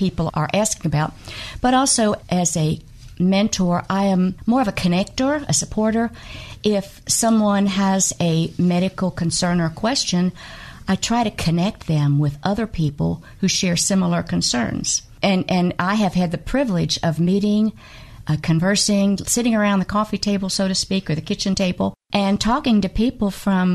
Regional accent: Kentucky, United States; I am from Kentucky

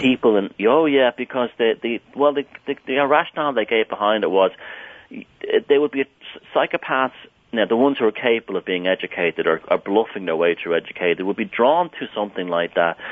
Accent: Ireland; I grew up in Southern Ireland

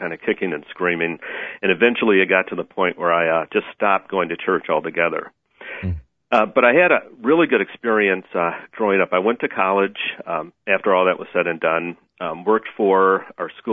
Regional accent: Chicago, Illinois, United States; originally I'm from Chicago. That's where I was born and raised.

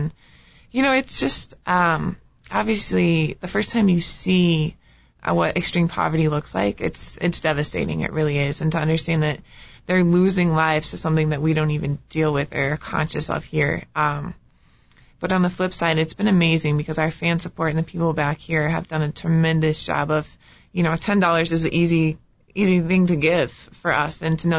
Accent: Indiana, United States; I grew up in Indiana on a farm in between Indianapolis and South Bend.

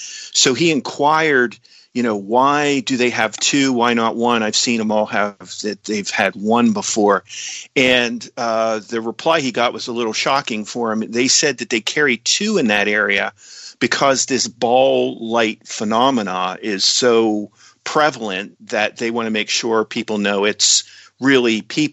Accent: Tyrone, Pennsylvania, United States; also born or lived in Altoona, Pennsylvania; But I was raised in Tyrone, which is a little town about maybe 20 miles north of Altoona.

